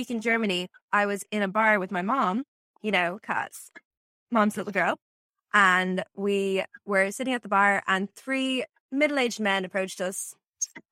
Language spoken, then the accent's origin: English; Dublin, Leinster, Ireland; He asked me where I was from, and I said Dublin.